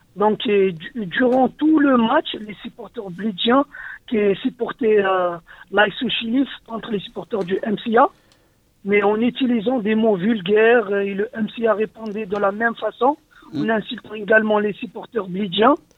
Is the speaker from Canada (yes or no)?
no; Médéa, Médéa Province, Algeria; now in France; je suis pas de Blida et je suis de Médéa